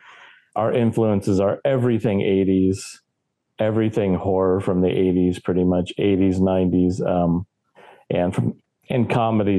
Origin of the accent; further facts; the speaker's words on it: California, United States; I'm from California.